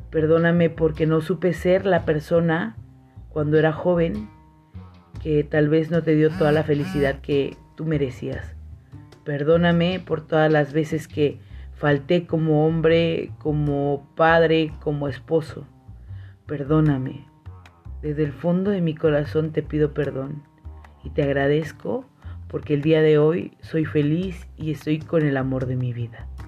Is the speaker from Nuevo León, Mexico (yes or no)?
no; San Cristóbal de las Casas, Chiapas, Mexico; now in -; y en San Cristóbal, de donde soy originaria. Mis papás viven allá.